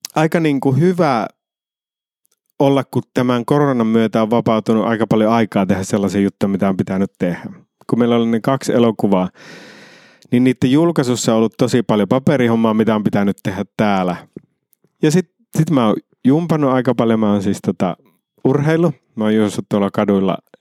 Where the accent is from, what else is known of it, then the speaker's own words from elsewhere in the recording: Iisalmi, North Savo, Finland; moved away; also born or lived in Helsinki; mä oon Iisalmesta, niin Iisalme on erilainen